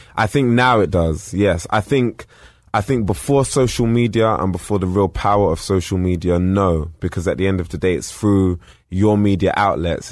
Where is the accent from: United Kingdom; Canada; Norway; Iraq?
United Kingdom; being British